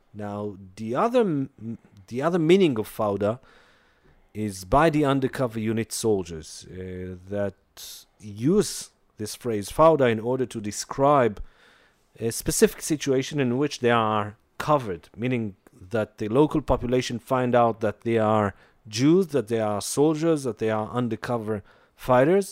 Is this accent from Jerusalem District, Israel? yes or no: yes; Jerusalem, Jerusalem District, Israel; I grew up in Jerusalem